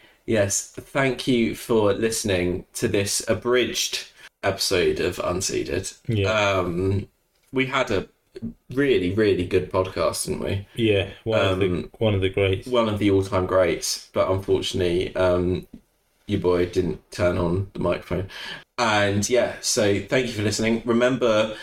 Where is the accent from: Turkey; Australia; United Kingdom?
United Kingdom; I am a Brit